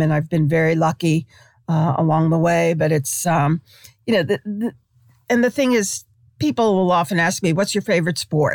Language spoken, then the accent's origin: English; New York City, New York, United States; moved away; I, I grew up in Brooklyn in this tiny little far remote corner of Brooklyn.